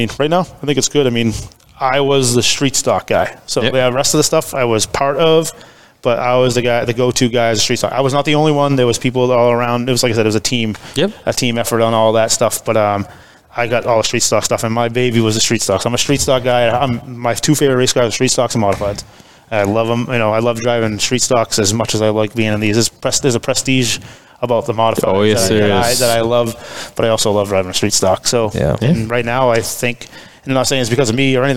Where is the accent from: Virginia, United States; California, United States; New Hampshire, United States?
New Hampshire, United States; Nashua; I'm from the Nashua Hudson area